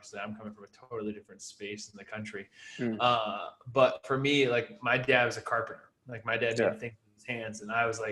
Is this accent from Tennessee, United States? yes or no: no; Hill, New Hampshire, United States; I'm from Hill, New Hampshire. I grew up in Hill, New Hampshire.